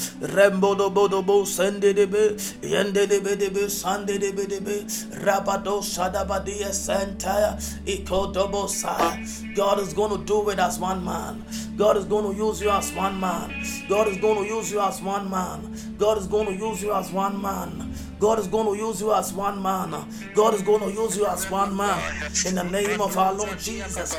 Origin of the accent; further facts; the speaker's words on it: Ghana; We are coming from Africa. We are coming from West Africa, Ghana precisely.